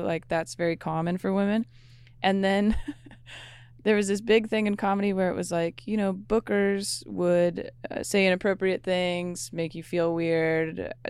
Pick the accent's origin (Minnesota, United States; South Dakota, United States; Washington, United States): Washington, United States; Renton; Yeah, I'm from Renton.